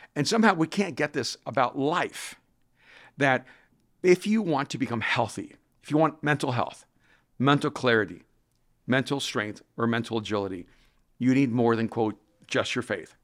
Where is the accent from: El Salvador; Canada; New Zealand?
El Salvador; English is a second language; moved away; I'm from El Salvador.